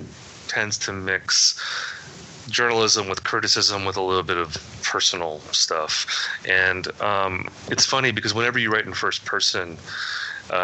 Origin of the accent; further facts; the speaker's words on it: Midwest, United States; I grew up in the Midwest where nothing exciting ever happened in my town.